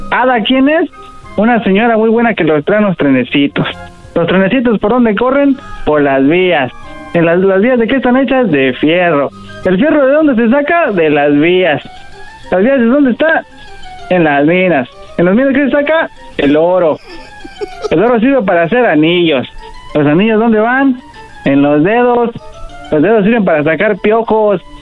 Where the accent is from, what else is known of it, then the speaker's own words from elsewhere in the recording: Baja California, Mexico; De, Baja California.